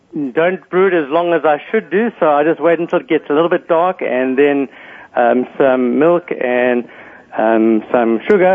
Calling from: San Francisco, California, United States; Bonnie, I'm calling from San Francisco

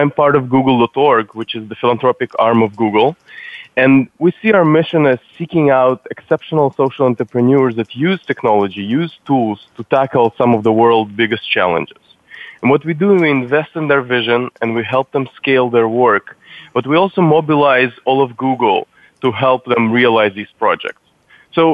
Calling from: San Francisco, California, United States; From San Francisco, from our offices.

